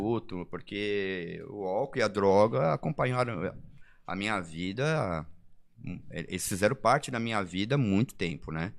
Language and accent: Portuguese; São Paulo, Brazil; now in São José dos Campos, Brazil; sou de São Paulo, nasci em capital